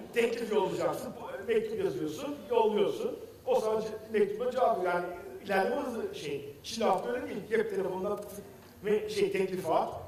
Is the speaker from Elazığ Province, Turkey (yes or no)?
no; Istanbul, Turkey; also born or lived in Kilis, Turkey / Austria / Germany; yılında Kilis'te doğdum. 54 senesinden beri İstanbul'da yaşıyorum